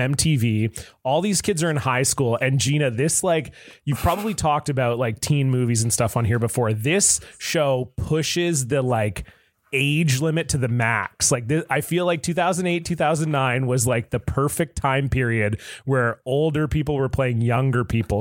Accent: Southern Ontario, Canada; I grew up in Southern Ontario where hockey is king

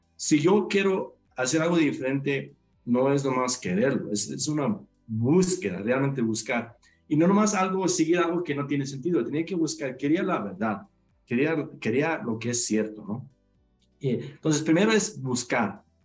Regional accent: Mexico; Mis, ah, papás nacieron en México, yo nací en México, pero sí por la eh, comunidad donde crecimos, donde crecí y viví, era una comunidad menonita donde se habla alemán

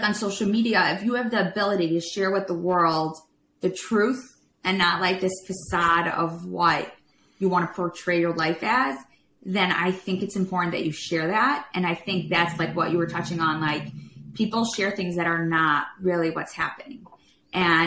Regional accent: Chicago, Illinois, United States; moved away; we're from Chicago

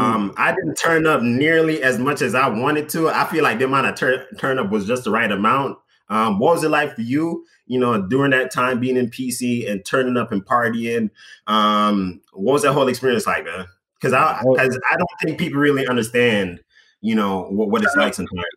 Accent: Jamaica; now in United States; growing up in Jamaica, and you know, I didn't really party that much, you know, in in high school

